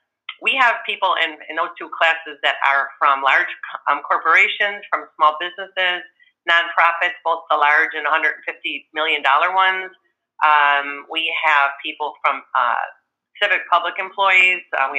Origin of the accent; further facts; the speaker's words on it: Buffalo, New York, United States; every time I travel and people, I tell them I'm from Buffalo and they start asking me if it's snowing and it's July